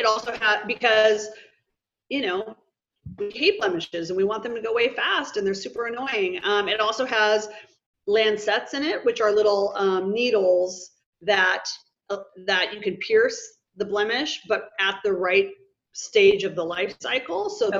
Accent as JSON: {"language": "English", "region": "Midwest", "country": "United States", "tie": "born or raised there", "said": "majority of my life I grew up in the Midwest. So it's basically like 2 months of summer and it's essentially snowing the rest of the time of the year."}